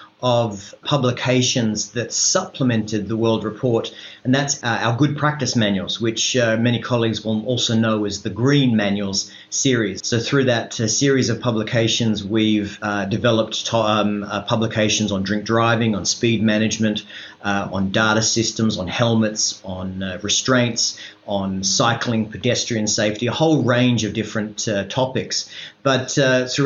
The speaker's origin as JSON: {"language": "English", "country": "Australia", "said": "I am from Australia"}